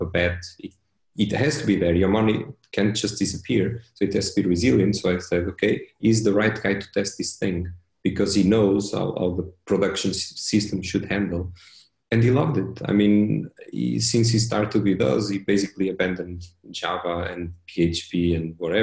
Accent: Portugal; also born or lived in Switzerland; that's where I'm from

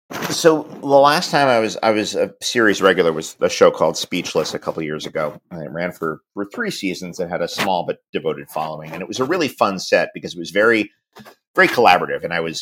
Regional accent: United Kingdom; Because I'm in my late 40s and I'm British. We all love ska.

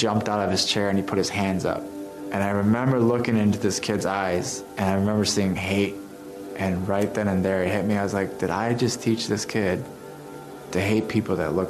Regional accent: Chicago, Illinois, United States; I was born in Chicago with two older brothers.

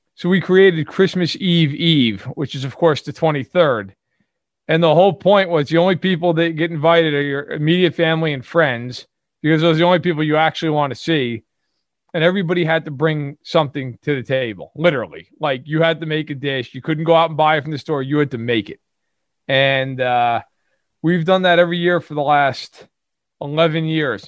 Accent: New York City, New York, United States; accent: Brooklyn

